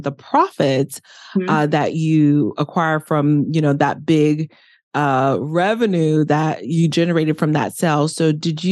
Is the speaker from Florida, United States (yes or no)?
yes; Miami, Florida, United States; my house that we grew up in Miami, I'm from the inner city of Miami